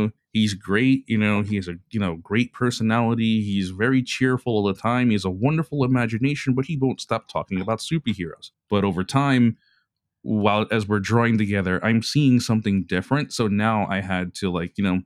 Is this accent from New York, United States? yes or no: yes; New York City, New York, United States; I was born and raised in Brooklyn and in Bay Ridge, Brooklyn